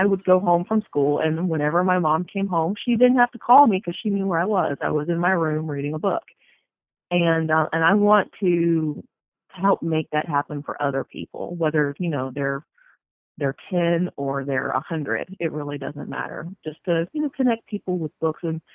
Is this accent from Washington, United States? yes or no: no; North Florida, United States; moved away as an adult; I grew up in North Florida in the panhandle, right, you know, along the coast